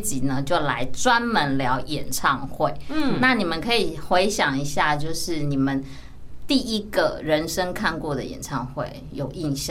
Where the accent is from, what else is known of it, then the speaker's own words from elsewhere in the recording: Kaohsiung, Taiwan; 我是高雄人，